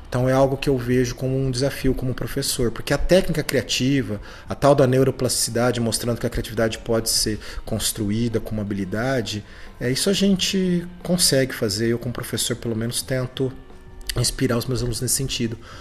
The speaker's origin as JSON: {"language": "Portuguese", "town": "Ribeirão Preto", "region": "São Paulo", "country": "Brazil", "said": "eu sou de Ribeirão Preto, me formei aqui em, em Ribeirão"}